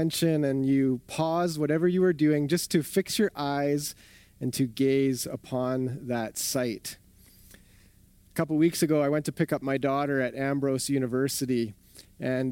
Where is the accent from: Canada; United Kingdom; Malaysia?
Canada; southern Ontario; also born or lived in Winnipeg; now in Calgary, Canada; I grew up in southern Ontario